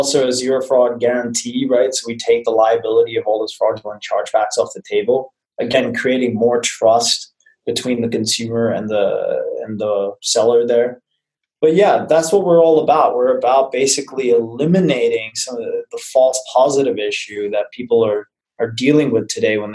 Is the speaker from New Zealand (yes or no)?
yes; New Zealand; now in San Francisco, United States; I'm originally from New Zealand